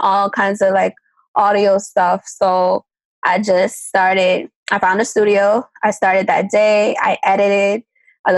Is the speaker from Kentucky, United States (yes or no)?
no; New York City, New York, United States; also born or lived in Maryland; I'm from Harlem, New York.